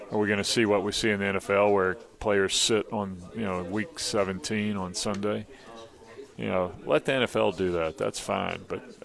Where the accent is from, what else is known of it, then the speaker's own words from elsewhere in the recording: Mobile, Alabama, United States; Mobile, Alabama.